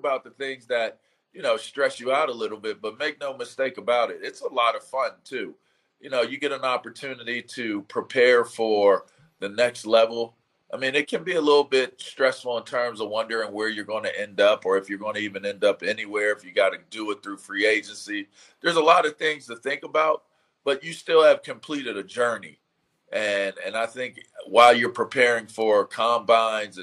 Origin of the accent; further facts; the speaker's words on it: Pittsburgh, Pennsylvania, United States; growing up in Pittsburgh